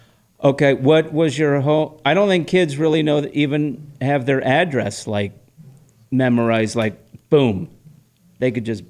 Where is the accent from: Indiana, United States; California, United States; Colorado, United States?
California, United States; Southern; growing up in Southern California